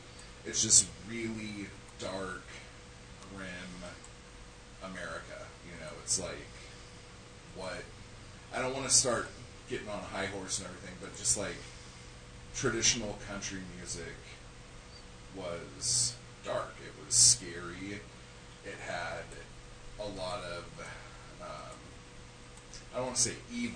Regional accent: Southern California, United States; I'm from Southern California.

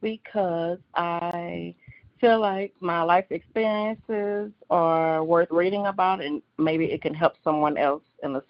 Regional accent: Beaumont, Texas, United States; I'm from Beaumont, Texas, born and raised.

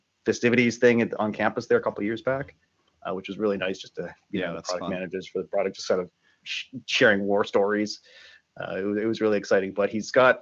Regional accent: Canada; moved away as an adult; also born or lived in Burlington, Canada; now in San Francisco, United States; I'm a Canadian expat. I currently live just outside of San Francisco

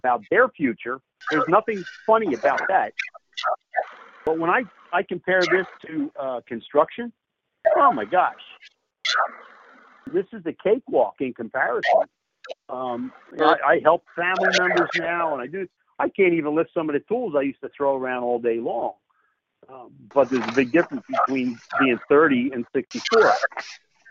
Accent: Philadelphia, Pennsylvania, United States; I was born and bred in Philly. I got a Philly attitude

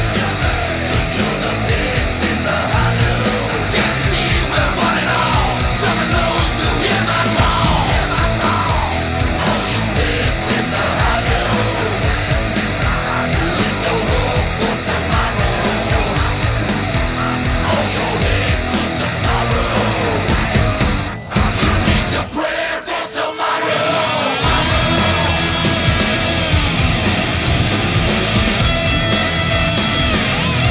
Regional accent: New Jersey, United States; moved away; also born or lived in California; I was born in Jersey, but I lived in California for 30 years.

